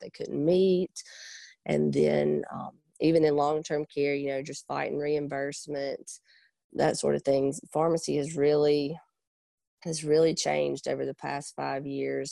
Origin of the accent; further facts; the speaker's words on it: Pontotoc, Mississippi, United States; I'm originally from Pontotoc, Mississippi, so we're right in between Oxford and Tupelo